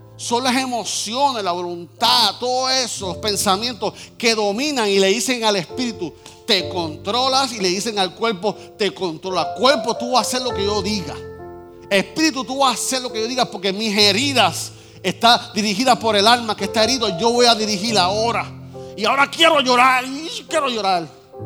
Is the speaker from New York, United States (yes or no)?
yes; New York, United States; Yo nací en Nueva York, mi papá era en Nueva York